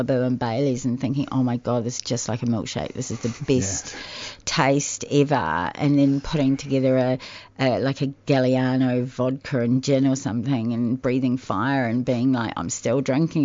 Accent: New Zealand; moved away as an adult; now in Australia; I'm from New Zealand

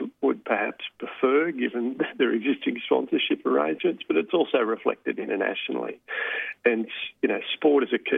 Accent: Sydney, New South Wales, Australia; I grew up in Sydney

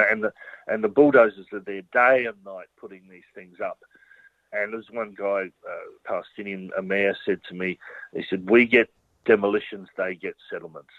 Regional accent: Australia; being someone growing up in Australia

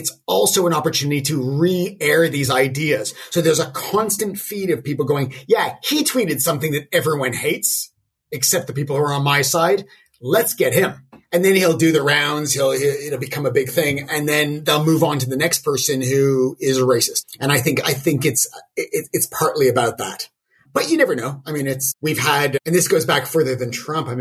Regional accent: Toronto, Ontario, Canada; growing up in Toronto in the '80s when there was a massive wave of skinheads

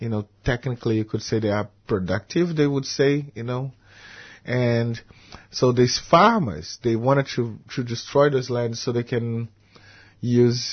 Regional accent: Brazil; moved away as an adult; now in Melbourne, Australia; I've been here for 16 years in Australia. I'm happy to feel as an Australian Brazilian expat, and all my old Brazilian friends

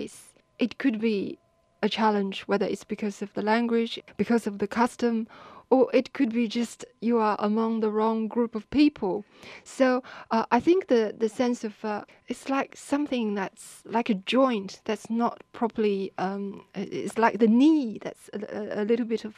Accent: China; moved away as an adult; also born or lived in Singapore / Sydney, Australia; now in Australia; I grew up in China. After university, I went to Singapore and worked for a few years there. Then I came to Australia

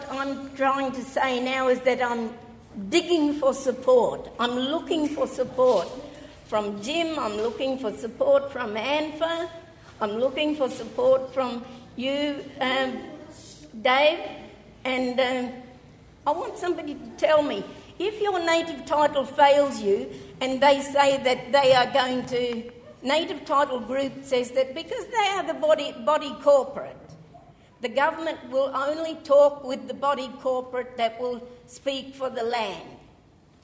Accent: Flinders Ranges, South Australia, Australia; And I come from the Flinders Ranges.

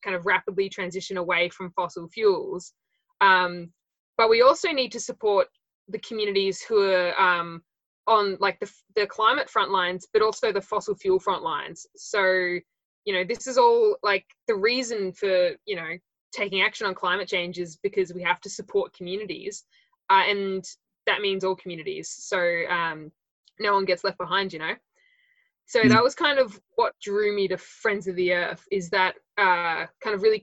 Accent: Latrobe Valley, Victoria, Australia; I'm from the Latrobe Valley originally. That's where I grew up

